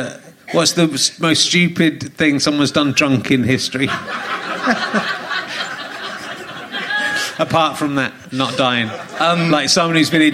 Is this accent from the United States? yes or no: no; Somerset, South West England, United Kingdom; I'm from Somerset